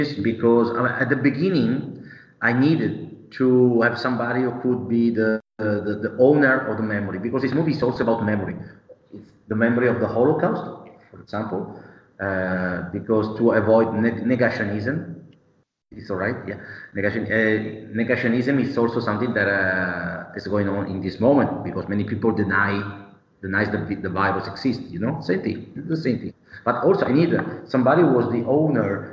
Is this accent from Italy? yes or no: yes; Bergamo, Lombardy, Italy; I'm from Bergamo